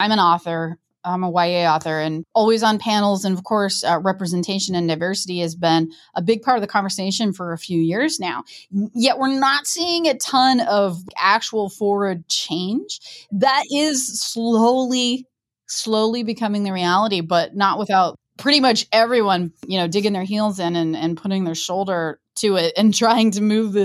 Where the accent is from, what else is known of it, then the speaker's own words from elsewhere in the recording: Midwest, United States; I am from the Midwest